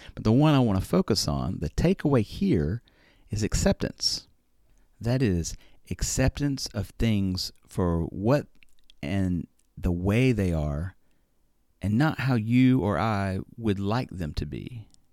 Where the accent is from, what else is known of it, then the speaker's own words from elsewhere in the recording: Alabama, United States; moved away as an adult; now in Japan; I am from Alabama after all